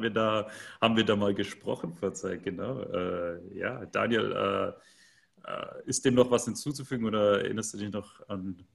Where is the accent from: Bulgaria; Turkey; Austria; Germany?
Germany; Central Germany; in dem Dorf, in, in dem ich geboren bin, wo ich herkomme, also so ein 500 Einwohner Dorf in der Mitte von Deutschland, kennt kein Mensch